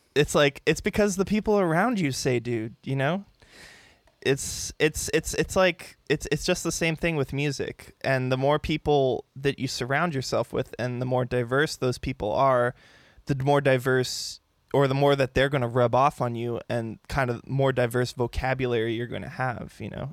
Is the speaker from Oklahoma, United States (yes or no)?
no; San Diego, California, United States; I grew up here in San Diego, um, Poway area, still living in the same house that I came home